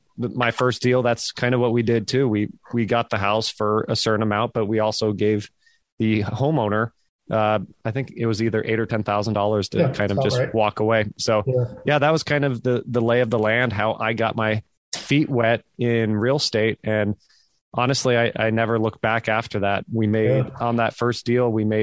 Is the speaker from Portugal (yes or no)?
no; Fremont, California, United States; moved away as an adult; also born or lived in San Francisco, California; now in Nashville, United States; raised in Fremont myself